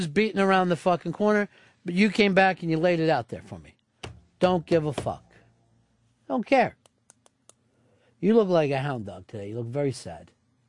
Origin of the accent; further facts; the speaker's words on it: Kentucky, United States; Oh, I remember. I was born and raised in Kentucky.